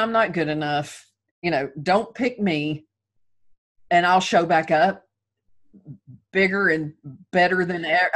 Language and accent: English; the South, United States; I'm from the South